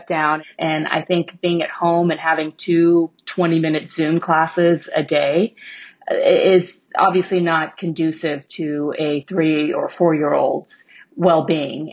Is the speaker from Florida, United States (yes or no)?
no; Houston, Texas, United States; moved away; So I grew up in Houston